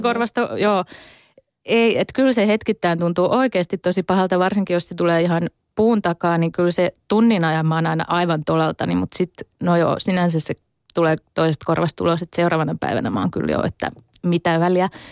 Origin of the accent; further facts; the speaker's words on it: Hämeenlinna, Tavastia Proper, Finland; moved away as an adult; now in Turku, Finland; kotikuntani, tai siis synnyinkuntani Hämeenlinnan